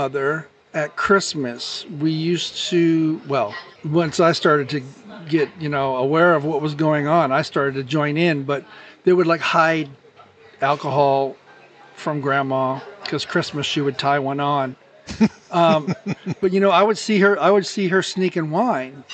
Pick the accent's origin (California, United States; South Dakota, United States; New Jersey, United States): California, United States; Glendora; moved away; also born or lived in Covina, California / Azusa, California; Most formidable years would probably be Azusa, Glendora, and then I moved away for a while.